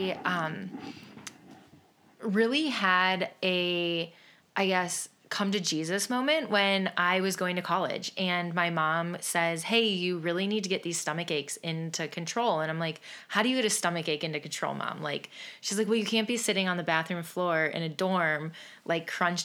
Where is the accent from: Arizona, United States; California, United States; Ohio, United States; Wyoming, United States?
Ohio, United States; Willoughby; I am from Willoughby, Ohio, and a local to downtown Willoughby